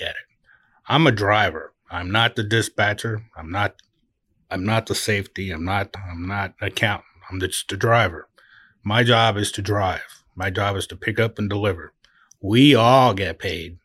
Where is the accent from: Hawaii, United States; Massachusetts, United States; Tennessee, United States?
Hawaii, United States; Oahu; also born or lived in California / Utah; now in Branson, Missouri, United States; I'm from Oahu